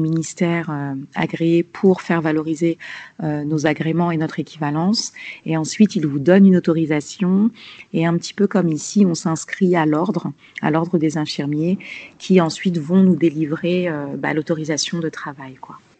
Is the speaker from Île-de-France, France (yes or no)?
yes; Bourg-la-Reine, Île-de-France, France; moved away as an adult; now in Bamako, Mali; je suis née et j'ai grandi euh, à Paris